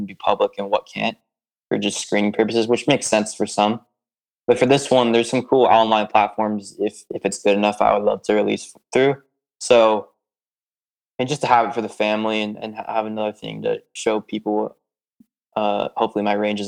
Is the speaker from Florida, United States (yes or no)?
yes; Tampa, Florida, United States; I'm from Tampa